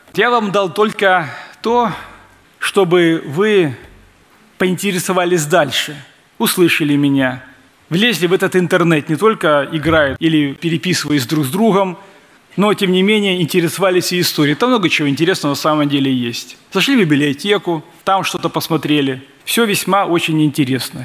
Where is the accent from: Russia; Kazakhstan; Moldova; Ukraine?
Moldova; Transnistria